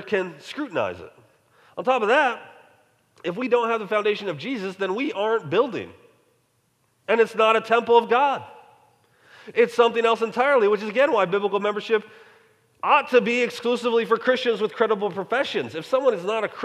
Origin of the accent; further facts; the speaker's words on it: Colorado, United States; moved away; also born or lived in North Texas; growing up in Colorado